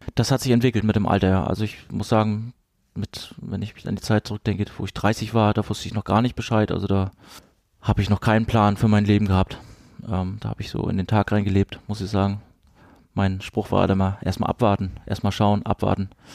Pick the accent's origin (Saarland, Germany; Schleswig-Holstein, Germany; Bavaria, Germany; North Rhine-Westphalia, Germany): Schleswig-Holstein, Germany; Kiel; moved away as an adult; also born or lived in Rostock; now in Freiburg, Germany; wir sind mit der Wende 89 sind wir nach ähm, Kiel ähm, rübergezogen an die, an die Ostsee. Und wir haben da ziemlich lange gelebt. Genau, ich habe da meine Jugend verbracht